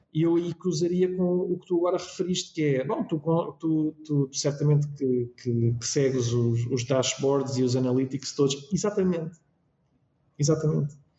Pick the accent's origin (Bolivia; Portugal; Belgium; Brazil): Portugal; Lisbon; também tenho o privilégio de poder morar na minha freguesia e, portanto, foi onde eu nasci, foi onde eu cresci, é onde eu hoje moro